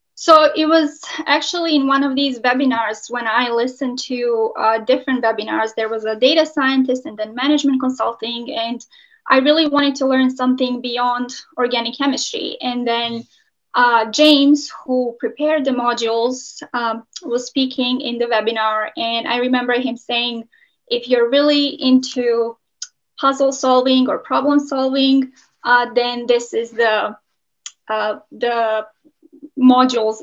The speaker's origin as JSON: {"language": "English", "country": "Montenegro", "also_born_or_lived": "Chicago, United States", "moved": "yes", "lives_now": "Michigan, United States", "said": "I'm originally from Montenegro."}